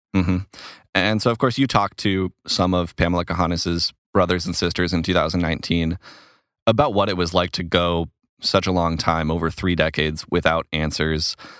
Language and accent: English; Stillwater, Minnesota, United States; accent: Minnesota; moved away; I'm a, a Minnesotan. I'm actually from the Stillwater area